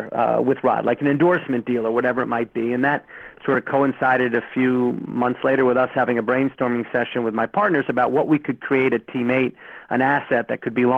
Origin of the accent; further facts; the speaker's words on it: New York City, New York, United States; moved away; I'm from New York City originally